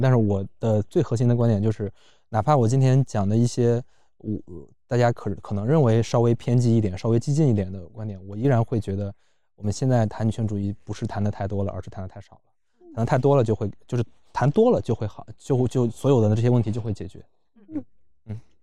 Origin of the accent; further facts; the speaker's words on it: Luoyang, Henan, China; 我在建西上的高中，我，我，我是老城的